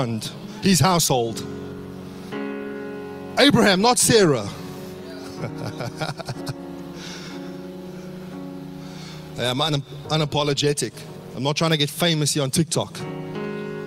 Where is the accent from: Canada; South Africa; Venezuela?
South Africa; now in Australia; growing up in South Africa